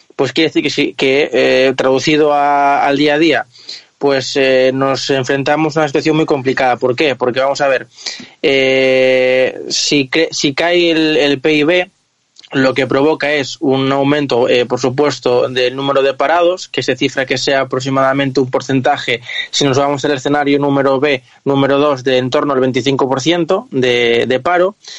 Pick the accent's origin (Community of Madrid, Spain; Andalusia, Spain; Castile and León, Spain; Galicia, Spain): Galicia, Spain; yo como gallego